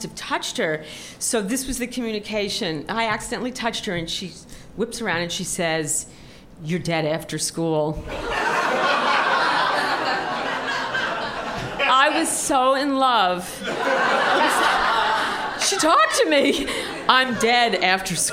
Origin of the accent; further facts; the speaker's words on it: New York City, New York, United States; when I was in high school, I grew up in Forest Hills